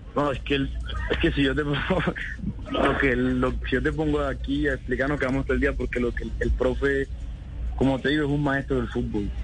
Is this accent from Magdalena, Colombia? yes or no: yes; Santa Marta, Magdalena, Colombia; now in Cali, Colombia; yo soy Samario, yo soy de Santa Marta